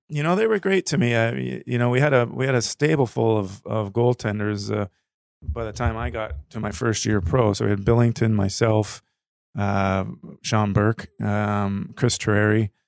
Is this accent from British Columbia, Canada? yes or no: no; Toronto, Ontario, Canada; moved away as an adult; I grew up in Ontario, in Toronto area, but lived here, uh, longer, uh, through my adult.